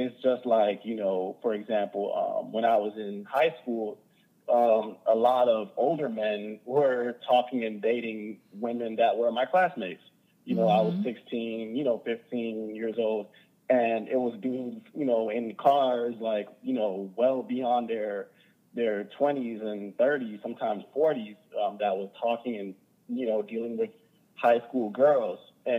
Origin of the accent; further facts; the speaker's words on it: Hollywood, Florida, United States; also born or lived in Overtown; I was born in Overtown, but I was raised in Hollywood, Florida, South Broward.